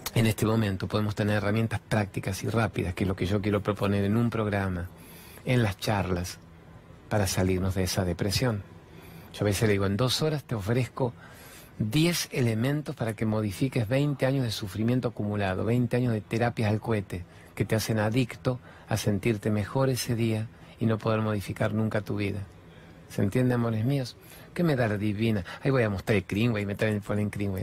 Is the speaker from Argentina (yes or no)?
yes; Argentina; sí soy argentino, trabajo en la televisión